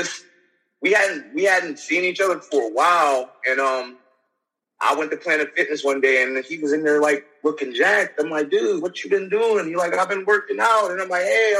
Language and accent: English; Youngstown, Ohio, United States; I'm from Youngstown